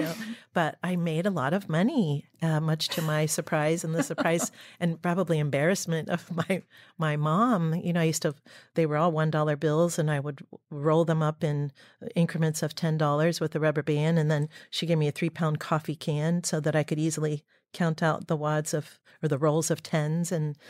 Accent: Dayton, Ohio, United States; Dayton, Ohio. And everyone was in the kitchen because the dining room table was in the kitchen. And it was an inner city, very, very modest home and childhood.

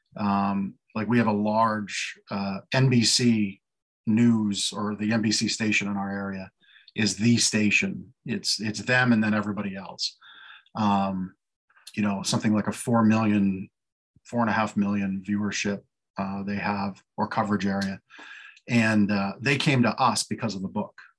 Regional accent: Canada; now in Lancaster, United States; I was born in Canada, lived here legally on the green card for years

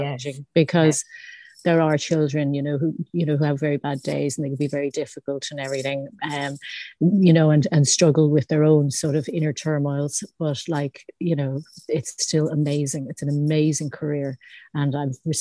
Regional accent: Howth, Leinster, Ireland; moved away as an adult; now in Bray, Ireland; I'm originally from Howth and Sutton, and I now live in Bray with my two children

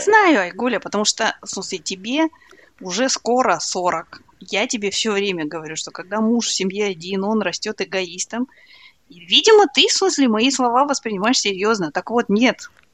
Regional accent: Kazakhstan; я казашка

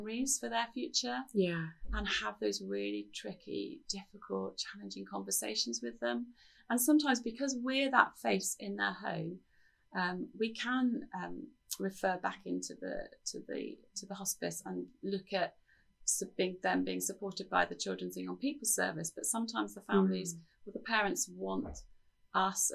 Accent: United Kingdom; as British people

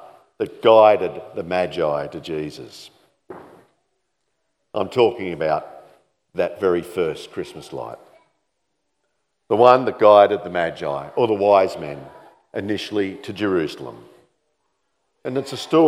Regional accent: Campbelltown, New South Wales, Australia; moved away as an adult; also born or lived in Sydney; now in Dalby, Australia; growing up in Campbelltown, which was about the size of what Dalby is today, there was no light displays.

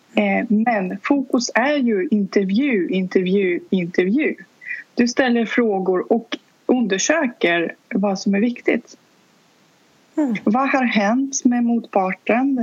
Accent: Saint Petersburg, Russia; first language Russian; Swedish is a second language; also born or lived in Stockholm region, Sweden; now in Stockholm, Sweden; ursprungligen kommer jag från Sankt Petersburg där jag var född och uppvuxen. Så ryska är mitt

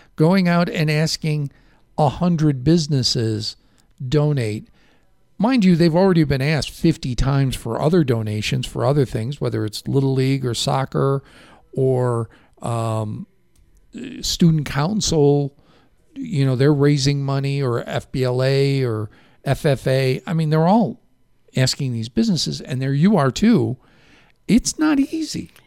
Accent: Chicago, Illinois, United States; accent: Chicago; now in Safford, United States; My Chicago accent

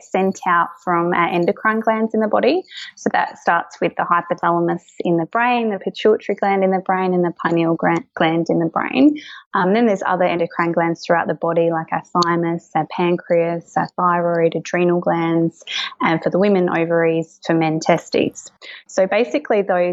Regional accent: Kangaroo Island, South Australia, Australia; now in Adelaide, Australia; I grew up on Kangaroo Island. So I had an amazing childhood, grew up on a cattle farm over there

